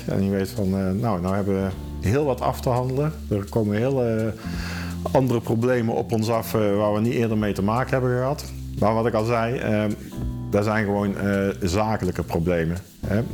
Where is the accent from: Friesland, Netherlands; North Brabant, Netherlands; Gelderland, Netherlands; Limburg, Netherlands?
North Brabant, Netherlands; Schijndel; now in Eindhoven, Netherlands; ik eh, ben wel geboren en getogen in Schijndel, maar ik woon inmiddels in Eindhoven.